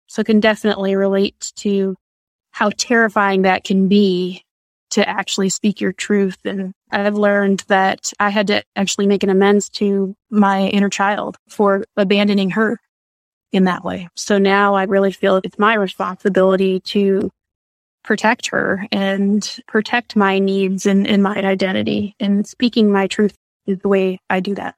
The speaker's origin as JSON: {"language": "English", "region": "Michigan", "country": "United States", "moved": "yes", "lives_now": "Texas, United States", "said": "I'm originally from Michigan"}